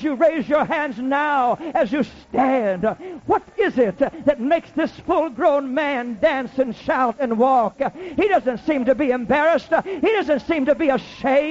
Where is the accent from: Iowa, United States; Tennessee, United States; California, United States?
Iowa, United States; I grew up in Iowa